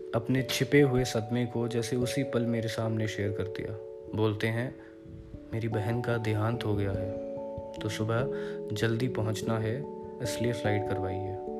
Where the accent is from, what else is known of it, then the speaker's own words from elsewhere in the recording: Mumbai, Maharashtra, India; मैंने कहा मुंबई